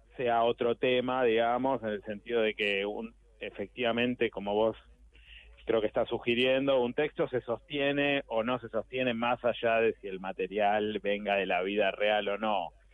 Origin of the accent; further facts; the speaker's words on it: Buenos Aires, Argentina; yo soy urbano plenamente de Buenos Aires